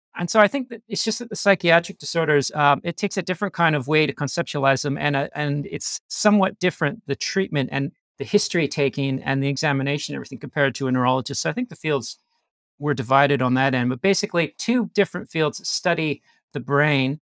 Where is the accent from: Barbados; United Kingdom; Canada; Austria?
Canada; accent: Canadian; moved away as an adult; now in Australia; I grew up in Canada. I lived there till I was twenty-six, and then I went to Australia